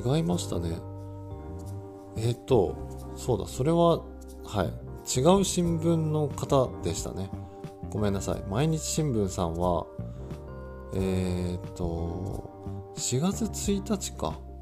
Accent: Yamagata, Japan; 地元の山形県の、えー、テレビ局

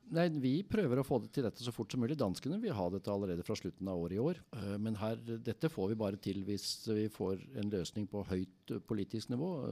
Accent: Sandvika, Akershus, Norway; jeg er oppvokst i Sandvika

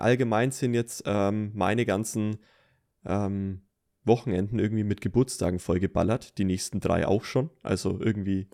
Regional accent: Franconia, Bavaria, Germany; als Franke hier aus der Gegend

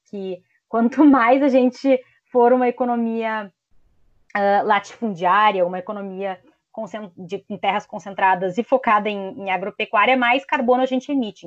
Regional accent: Brazil; nós, enquanto brasileiros

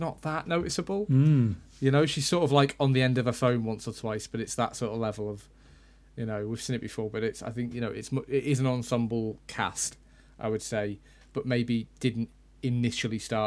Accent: United Kingdom; we're British

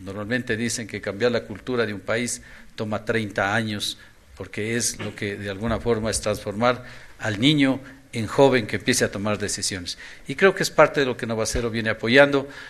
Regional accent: Ambato, Tungurahua, Ecuador; la ciudad de Ambato, que es mi ciudad natal

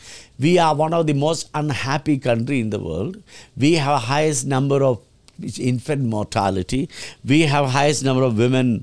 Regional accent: Kerala, India; So we government need to set up home for all campaign. I'm from Kerala.

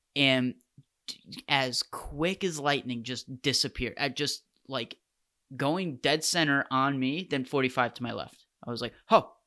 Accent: United States

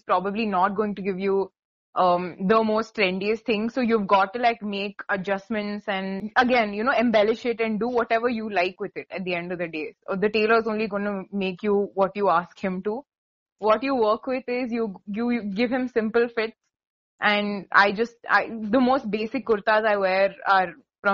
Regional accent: India; we're from India

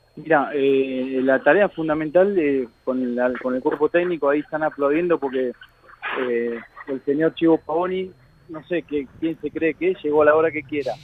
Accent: Avellaneda, Buenos Aires Province, Argentina; vivo acá en Avellaneda, eh, me crié, nací, me crié en Avellaneda, el colegio de Avellaneda

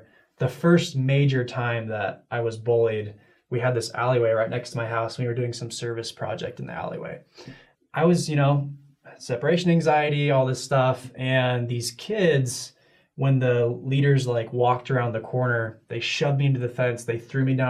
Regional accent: Connecticut, United States; moved away; I grew up in Connecticut. That's where I was raised

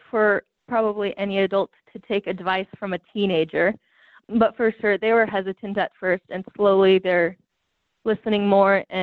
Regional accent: Wyoming, United States; I am from Wyoming

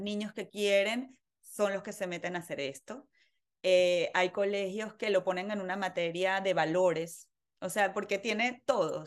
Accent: Venezuela; moved away; nací en Venezuela, eh, en una familia muy, muy activa

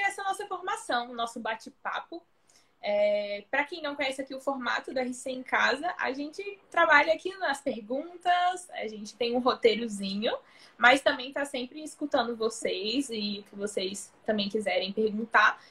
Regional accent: Brasília, Federal District, Brazil; now in Recife, Brazil; eu sou de Brasília, mas atualmente moro em Recife

